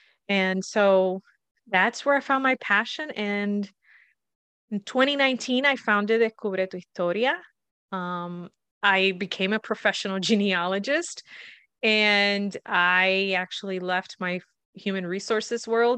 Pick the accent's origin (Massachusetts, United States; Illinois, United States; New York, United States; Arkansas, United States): Massachusetts, United States; also born or lived in Puerto Rico; I was born in Puerto Rico, and we moved here to Massachusetts when I was 8. Then I was always back and forth.